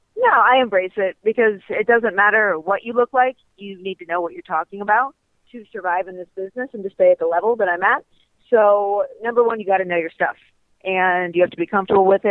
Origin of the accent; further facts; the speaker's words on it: Ohio, United States; now in Florida, United States; I grew up in Ohio